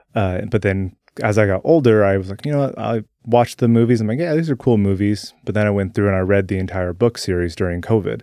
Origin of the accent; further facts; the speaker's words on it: Salem, Oregon, United States; also born or lived in Turner; I was born here in Salem. Uh, I've lived here my entire life, uh, just outside of Salem in Turner